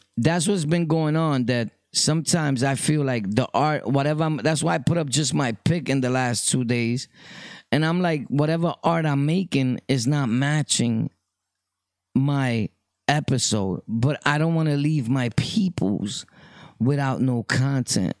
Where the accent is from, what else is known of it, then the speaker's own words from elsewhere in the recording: New York City, New York, United States; I was from Brooklyn, always born and raised. My birth certificates say place of birth, Brooklyn